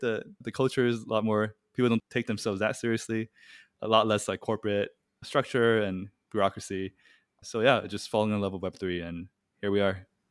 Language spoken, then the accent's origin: English; Taiwan; moved away; I'm originally from Taiwan